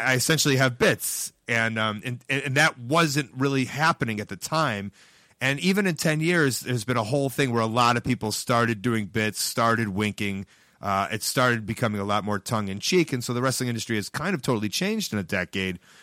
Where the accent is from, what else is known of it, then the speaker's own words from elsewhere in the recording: Chicago, Illinois, United States; I'm from Chicago